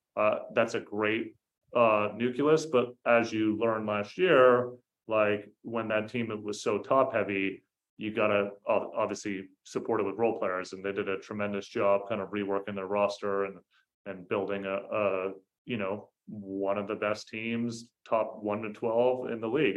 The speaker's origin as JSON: {"language": "English", "area": "the Bay Area", "region": "California", "country": "United States", "said": "I'm from the Bay"}